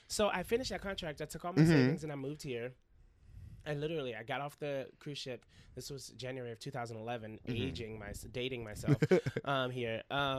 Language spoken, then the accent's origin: English; Nashville, Tennessee, United States; moved away as an adult; now in New York City, United States; I'm from Nashville, Tennessee.